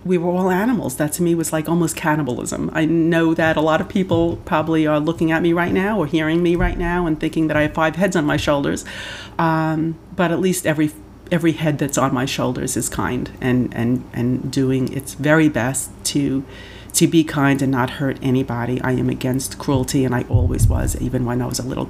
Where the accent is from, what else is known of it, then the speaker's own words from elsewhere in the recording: New York City, New York, United States; also born or lived in Rockland County, New York / Orange County, New York; I grew up in the Bronx, New York. For my first 11 years, I stayed there. And then I moved up to the suburbs, so Rockland County, Orange County, if anybody knows the Hudson Valley area